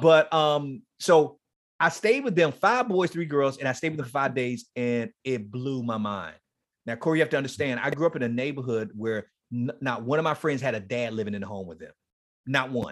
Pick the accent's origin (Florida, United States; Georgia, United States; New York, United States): Florida, United States; Miami; moved away; Horace Mann Middle School is in Liberty City. That's where I grew up.